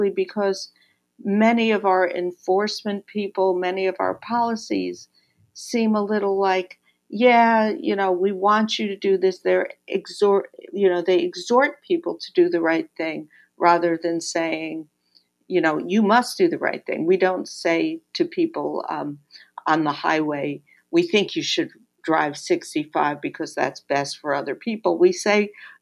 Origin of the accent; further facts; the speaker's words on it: New York, United States; I'm a New Yorker